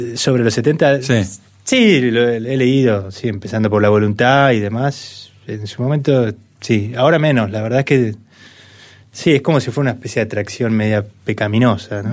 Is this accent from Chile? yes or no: no; Buenos Aires, Argentina; somos todos porteños, hinchas de central